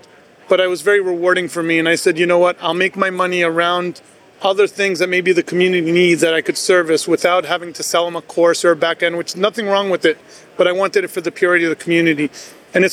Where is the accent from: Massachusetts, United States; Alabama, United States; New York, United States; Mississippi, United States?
New York, United States; Everybody that I grew up with in New York owned a diner